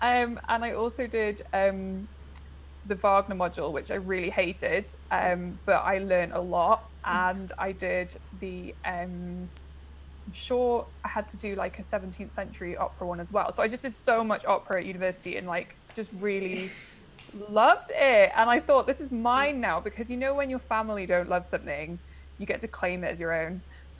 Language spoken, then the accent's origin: English; North East England, United Kingdom; And I'm originally from the Northeast, but as I've just discussed with Ashley, who is from the Northeast, I have lost my accent, which is a great tragedy.